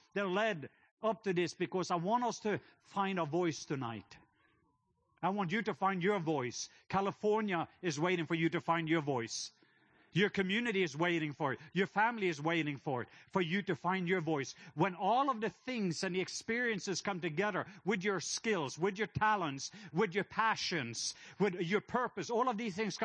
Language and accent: English; Norway; now in Atlanta, United States; I am from the country of Norway. So my accent, I'm not from Atlanta. That's just where I live.